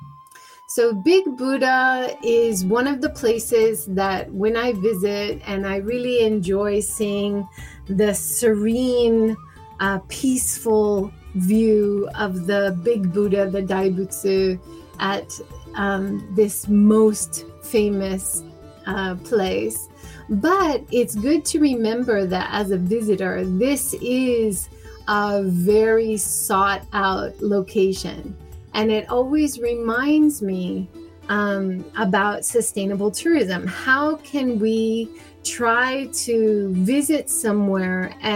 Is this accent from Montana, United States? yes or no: no; Hawaii, United States; now in Japan; I grew up in Hawaii